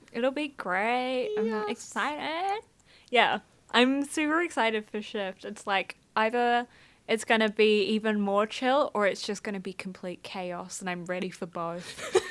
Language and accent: English; Scotland, United Kingdom; I'm also Scottish and I've just started learning Scottish Gaelic.